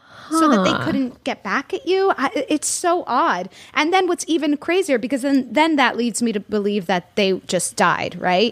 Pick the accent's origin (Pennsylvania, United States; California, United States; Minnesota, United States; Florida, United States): Florida, United States; I'm from Florida.